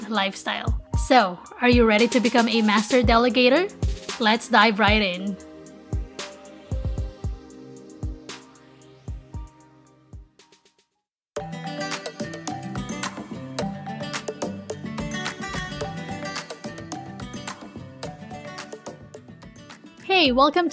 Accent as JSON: {"language": "English", "town": "Manila", "region": "Metro Manila", "country": "Philippines", "tie": "born or raised there", "moved": "as an adult", "lives_now": "United States"}